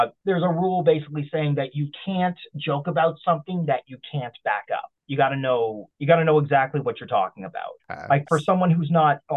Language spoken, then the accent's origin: English; Nova Scotia, Canada; moved away as an adult; now in Toronto, Canada; I'm originally from Nova Scotia. I was born and raised in Nova Scotia.